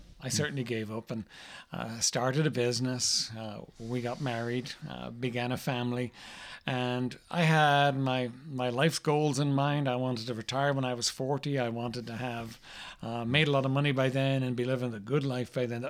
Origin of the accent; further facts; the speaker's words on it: Ireland; I was raised in Ireland, raised in a very traditional home